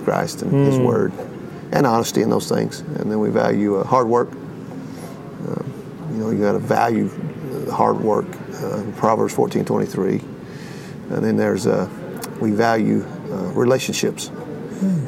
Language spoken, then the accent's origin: English; Ada, Oklahoma, United States; also born or lived in Duncan, Oklahoma / Marlow, Oklahoma / Sulphur, Oklahoma / Enid, Oklahoma; I grew up in Oklahoma